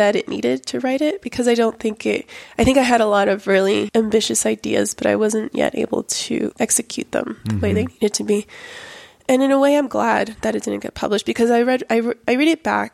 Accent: Miami, Florida, United States; also born or lived in Lima, Peru; I grew up in Miami

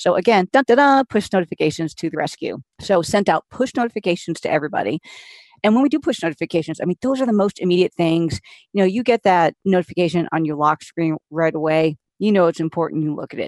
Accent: New England, United States; moved away; I'm originally from New England and I moved south

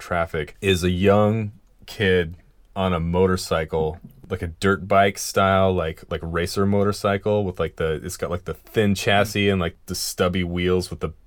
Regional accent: Seattle, Washington, United States; we're three dudes from Seattle

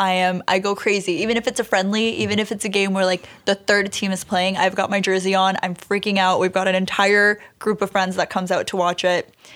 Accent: Brampton, Ontario, Canada; also born or lived in Cali, Colombia / Toronto; grew up in Brampton

